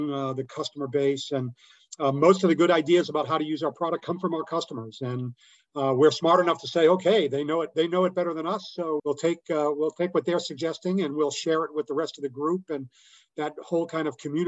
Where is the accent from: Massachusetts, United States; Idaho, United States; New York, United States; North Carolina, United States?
Massachusetts, United States; Boston; moved away; I'm from Boston originally